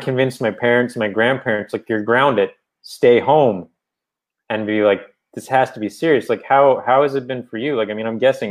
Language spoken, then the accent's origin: English; Newfoundland and Labrador, Canada; accent: Newfoundland; my Newfoundland accent